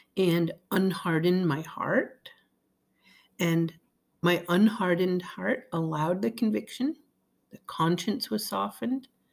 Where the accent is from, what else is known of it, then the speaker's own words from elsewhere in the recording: East Greenwich, Rhode Island, United States; It's my hometown where I grew up